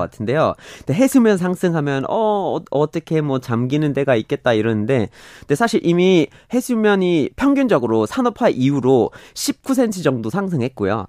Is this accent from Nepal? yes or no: no; Vermont, United States; Korean is a second language; now in South Korea; 미국에서 처음으로 재생에너지로만 돌아가고 있는 도시가 우리 고향에 있거든요. 버몬트에 있고